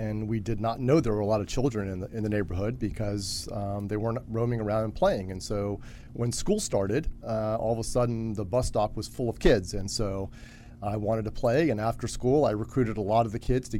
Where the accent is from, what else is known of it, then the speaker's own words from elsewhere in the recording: Washington, District of Columbia, United States; Washington, D.C.